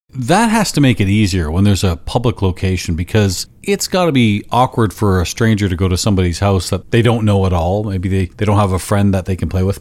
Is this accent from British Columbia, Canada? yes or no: no; London, Ontario, Canada; also born or lived in Burlington, Ontario; my hometown of London, Ontario